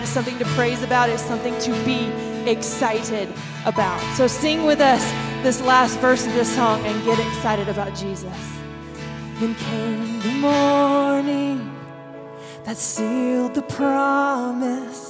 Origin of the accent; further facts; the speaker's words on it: the South, United States; I'm from the South